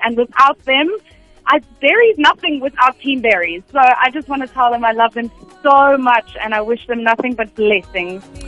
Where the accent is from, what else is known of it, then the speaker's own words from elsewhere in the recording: Cape Town, Western Cape, South Africa; born in Cape Town grew up in Cape Town always lived in Cape Town